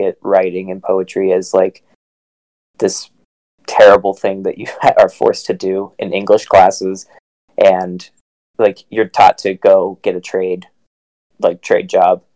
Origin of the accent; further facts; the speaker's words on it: Southington, Ohio, United States; my hometown, Southington, Ohio